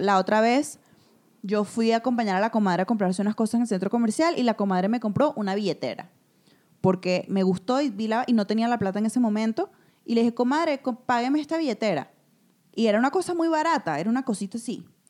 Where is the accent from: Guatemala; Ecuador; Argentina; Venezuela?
Venezuela; also born or lived in Madrid, Spain; now in Mexico; en el país donde yo nací, crecí y que tanto amo